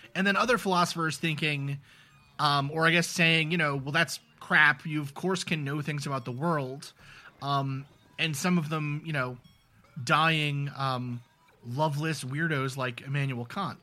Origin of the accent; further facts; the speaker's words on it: New York City, New York, United States; I grew up in New York City